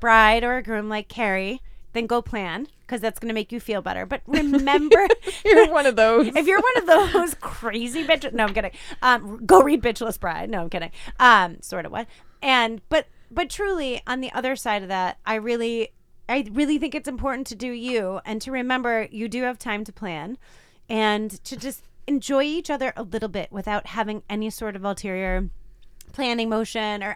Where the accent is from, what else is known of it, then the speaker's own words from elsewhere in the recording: Midwest, United States; now in New England, United States; I was from the Midwest